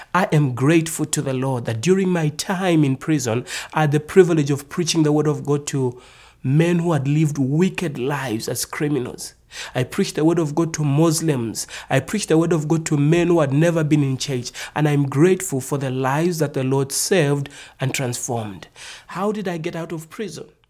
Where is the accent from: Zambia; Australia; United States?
Zambia; I'm from Africa. I was born in the nation called Zambia.